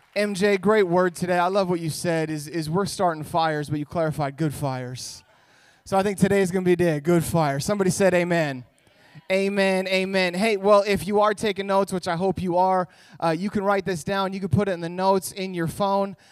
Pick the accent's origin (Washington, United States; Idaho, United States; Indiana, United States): Idaho, United States; moved away as an adult; also born or lived in California; now in Orange County, United States; I was born in California, but when I was a little kid, my parents moved us up to Idaho, and that's where I grew up.